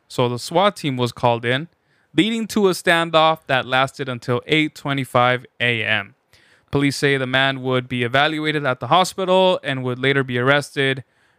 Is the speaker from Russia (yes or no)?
yes; Russia; But it's Russia. I come from Soviet Russia.